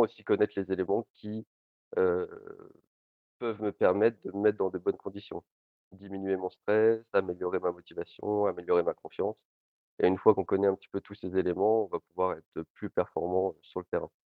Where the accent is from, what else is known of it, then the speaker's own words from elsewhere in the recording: Lille, Hauts-de-France, France; Je suis originaire de Lille